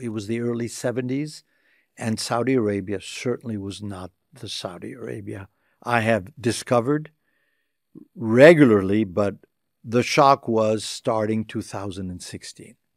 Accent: Tunisia; I was blessed to be in a political family in my home country, Tunisia.

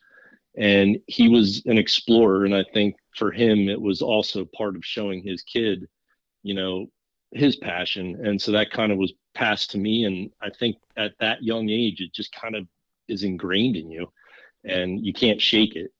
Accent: Lancaster County, Pennsylvania, United States; also born or lived in Florida / Virginia; I am originally from Lancaster County, Pennsylvania. I spent most of my life in Pennsylvania. I did spend a stint in Florida and Virginia when I was young, but most of my time has been spent here in Pennsylvania.

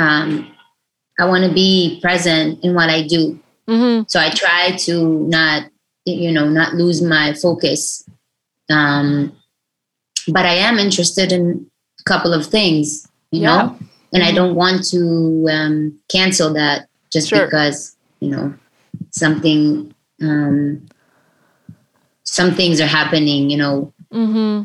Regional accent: Israel; I'm from Israel and I'm a female

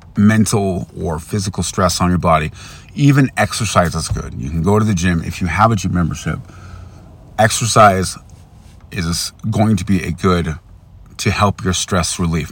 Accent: United States; I'm an American

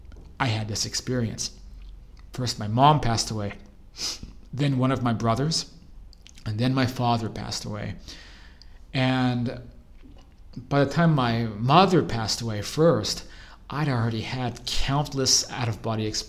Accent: Arizona, United States; moved away; the same house I grew up in back in Arizona

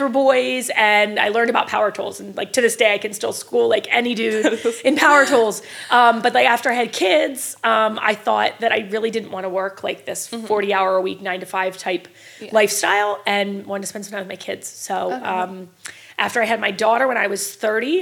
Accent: Bel Air, Maryland, United States; I'm from Bel Air, Maryland, actually. So I live maybe 15 minutes from where I grew up.

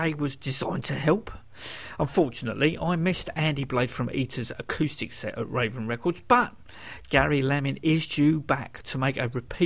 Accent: United Kingdom; I'm British

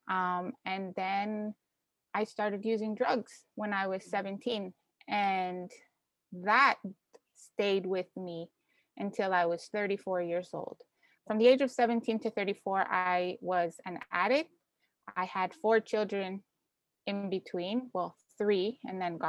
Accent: Canada; also born or lived in Ecuador / New Orleans; I was born in Ecuador, came to Canada when I was young, and then we had gone back when I was 13

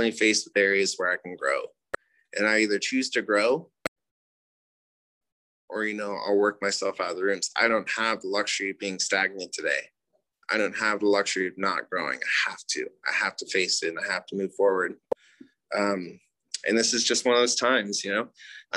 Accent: United States; I'm Native American

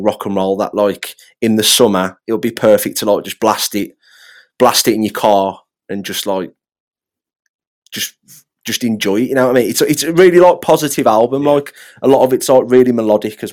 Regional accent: England, United Kingdom; I'm in a band and I'm from England

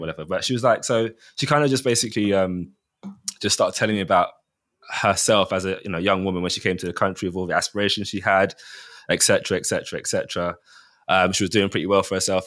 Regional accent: Mitcham, London, United Kingdom; born and bred, raised in Mitcham.

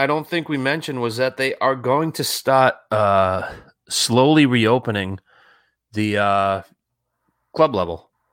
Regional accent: Warwick, Rhode Island, United States; I grew up in Warwickview

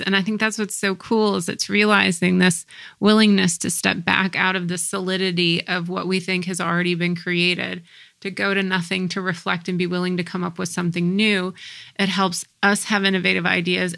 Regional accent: United States; growing up in the States

